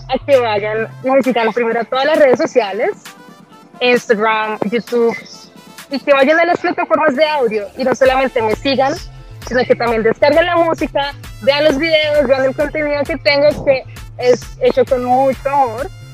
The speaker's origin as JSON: {"language": "Spanish", "country": "Colombia", "moved": "yes", "said": "yo soy pura colombiana"}